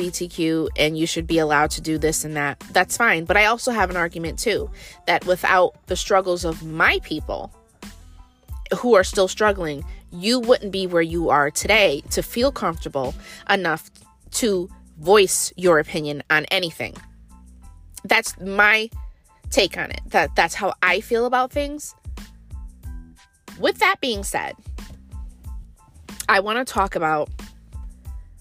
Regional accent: United States; We are American born black people

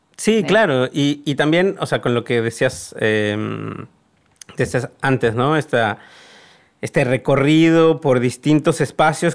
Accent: Mexico; moved away as an adult; also born or lived in Argentina / Hong Kong; mi país de origen

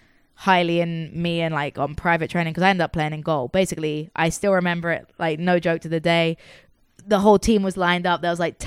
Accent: England, United Kingdom; moved away; growing up in England

